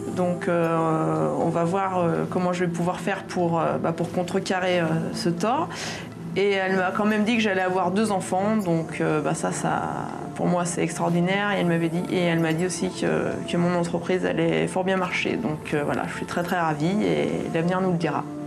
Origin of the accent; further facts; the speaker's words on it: Savoie, Auvergne-Rhône-Alpes, France; on est venu de Savoie ce matin.